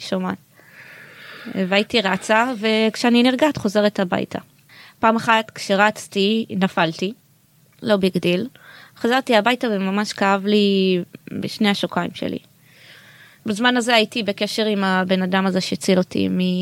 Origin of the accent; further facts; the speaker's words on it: Bnei Brak, Tel Aviv District, Israel; אני באה ממשפחה חרדית מבני ברק